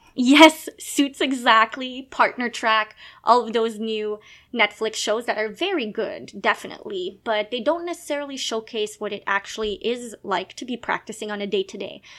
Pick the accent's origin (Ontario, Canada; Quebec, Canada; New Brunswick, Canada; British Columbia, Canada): Quebec, Canada; Gatineau; first language French; English is a second language; also born or lived in Montreal; I was born in Quebec. I am a francophone. Uh, so I l- basically lived in Montreal when I was uh, younger, but I spent most of my time in a little place called Gatineau